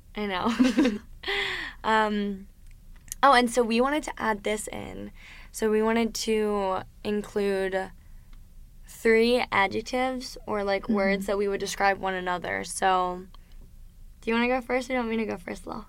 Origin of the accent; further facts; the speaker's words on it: Delaware, United States; moved away as an adult; now in South Florida, United States; I was born and raised in Delaware, and the first time that I ever moved out of the state of Delaware was when I came to school